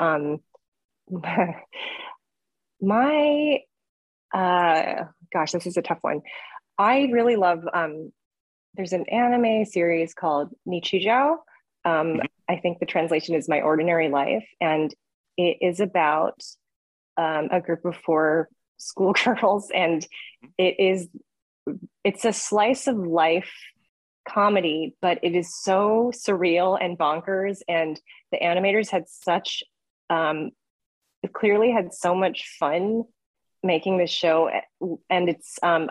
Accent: Southern California, United States; I'm from Southern California too, and it's set kind of in the area that I grew up

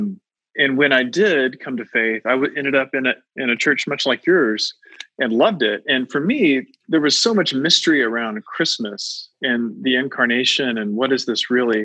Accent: United States; to me as an American

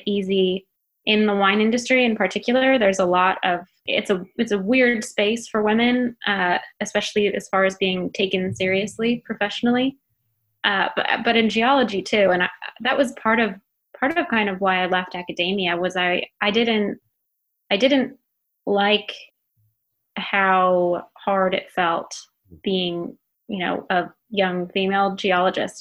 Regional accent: Minnesota, United States; I am from Minnesota

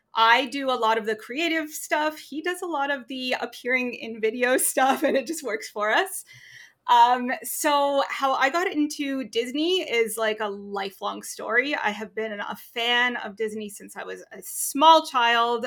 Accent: Toronto, Ontario, Canada; also born or lived in Clearwater, Florida / Newfoundland; I live right downtown Toronto, biggest city in Canada, um, it's fun. I've lived here most of my life.

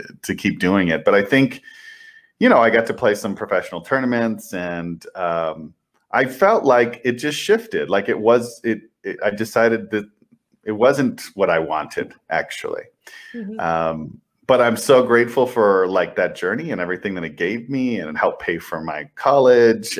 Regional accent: El Paso, Texas, United States; I grew up in El Paso, Texas

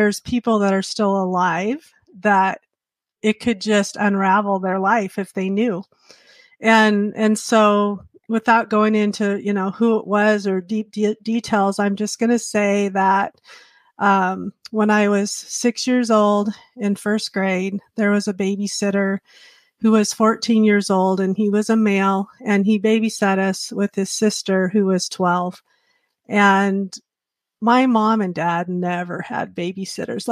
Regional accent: Montana, United States; I professed at Manhattan Convention because I grew up in Montana

